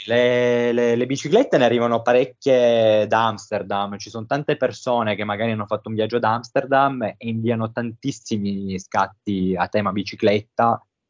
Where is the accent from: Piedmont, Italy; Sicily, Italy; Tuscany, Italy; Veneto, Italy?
Piedmont, Italy; Turin; sono di, come ho appena detto, totalmente un'altra parte d'Italia, sono di Torino